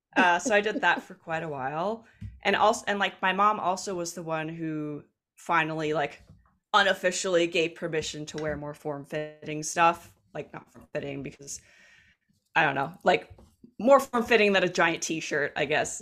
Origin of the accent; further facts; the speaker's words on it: New Jersey, United States; accent: Jersey; I grew up in South Jersey